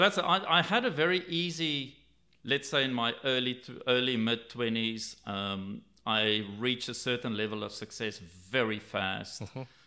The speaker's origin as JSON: {"language": "English", "country": "South Africa", "tie": "born or raised there", "said": "I grew up in South Africa"}